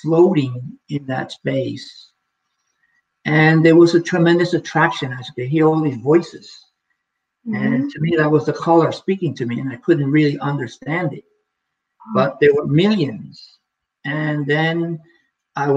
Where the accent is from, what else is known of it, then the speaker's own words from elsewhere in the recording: New York City, New York, United States; now in Okanagan, Canada; I'm from New York City, where what I know is just a bunch of buildings and the concrete jungle